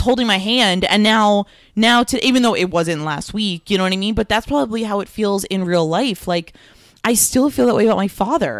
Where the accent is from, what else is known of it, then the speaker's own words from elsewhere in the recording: Florida, United States; also born or lived in New York; I was born in New York. I moved to Florida when I was six.